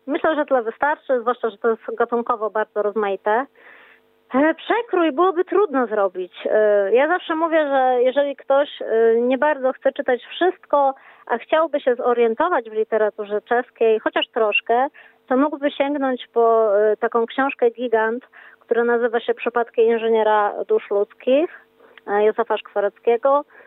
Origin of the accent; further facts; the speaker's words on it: Wrocław, Lower Silesian Voivodeship, Poland; jestem z Wrocławia